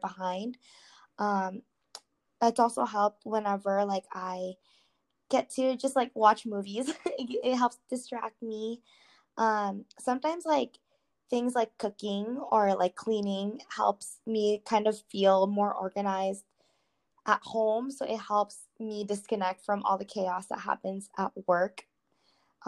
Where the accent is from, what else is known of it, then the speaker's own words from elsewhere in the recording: United States; growing up here, I am really close to my church family who is like they're predominantly Filipinos